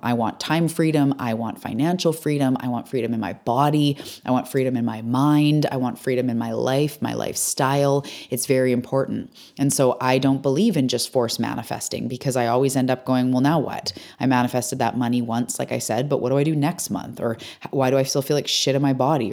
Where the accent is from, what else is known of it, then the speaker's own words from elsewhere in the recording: British Columbia, Canada; I'm a Canadian on my island, Vancouver Island